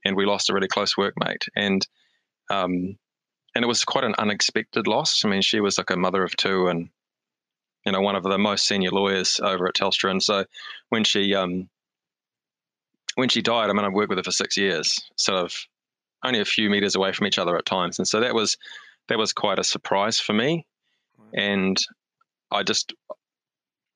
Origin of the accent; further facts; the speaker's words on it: Hamilton, Waikato, New Zealand; moved away as an adult; also born or lived in Wellington / Australia; now in Auckland, New Zealand; I am a Hamiltonian, born and bred. So I'm living in Auckland now, but I think, your hometown's always your hometown. And so I grew up in Hamilton